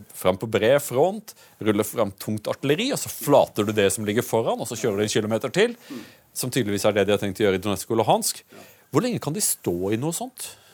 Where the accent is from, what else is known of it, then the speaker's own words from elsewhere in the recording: Audnedal, Agder, Norway; Jeg kommer jo fra, fra Aunedal, hvor, hvor faren min var legen i bygda